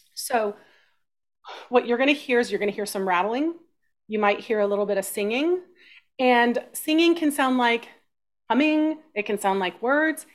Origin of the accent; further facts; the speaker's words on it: Austin, Texas, United States; I grew up in Texas